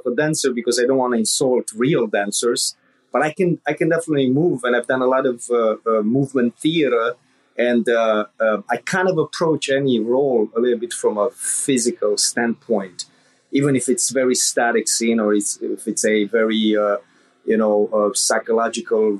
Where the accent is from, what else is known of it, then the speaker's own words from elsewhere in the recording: Transylvania, Romania; moved away as an adult; now in United States; I was born in Romania during communism, and I grew up in the like darkest time of communism in the late 80s